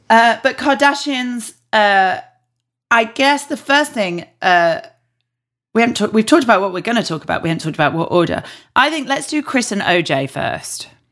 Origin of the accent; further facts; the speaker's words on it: Yorkshire and the Humber, United Kingdom; I'm obviously from Yorkshire